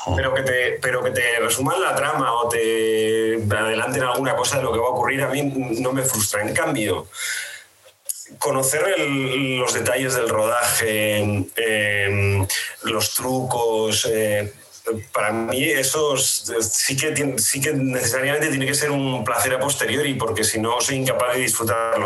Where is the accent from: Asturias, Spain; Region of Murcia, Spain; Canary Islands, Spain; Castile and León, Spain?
Asturias, Spain; moved away as an adult; also born or lived in Madrid; trabajé primero en Asturias, que es de donde soy